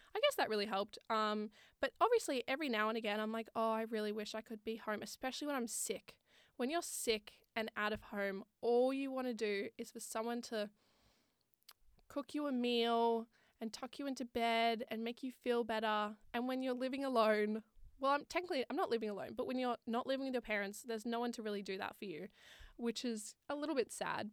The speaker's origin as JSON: {"language": "English", "town": "Sydney", "region": "New South Wales", "country": "Australia", "moved": "as an adult", "lives_now": "Wollongong, Australia", "said": "I'm originally from Sydney and I moved to Wollongong for uni"}